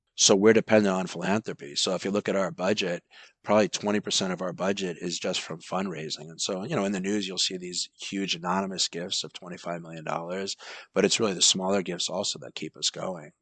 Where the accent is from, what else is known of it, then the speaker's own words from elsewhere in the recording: Massapequa, New York, United States; now in Los Angeles, United States; I grew up in Massapequa, Long Island.